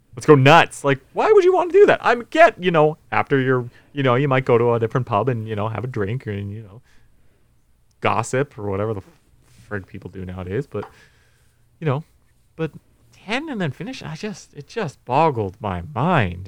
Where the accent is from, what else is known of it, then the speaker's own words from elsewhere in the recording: North Vancouver, British Columbia, Canada; I'm from North Van.